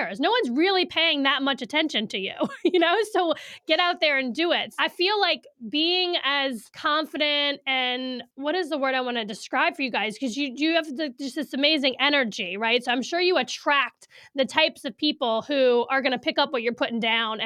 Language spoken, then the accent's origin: English; New Orleans, Louisiana, United States; moved away as an adult; also born or lived in Hattiesburg, Mississippi; now in Saratoga Springs, United States; I'm from New Orleans, and up until I guess I was 21